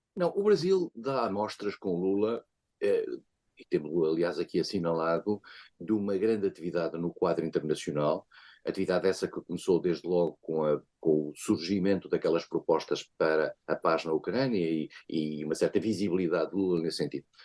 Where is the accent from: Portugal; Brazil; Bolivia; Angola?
Portugal; como português